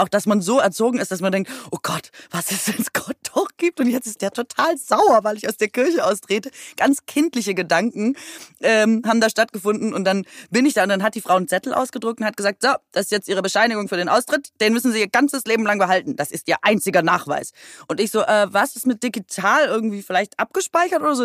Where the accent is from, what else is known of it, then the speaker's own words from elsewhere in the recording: Aalen, Baden-Württemberg, Germany; moved away as an adult; also born or lived in Cologne; ich komme aus Aalen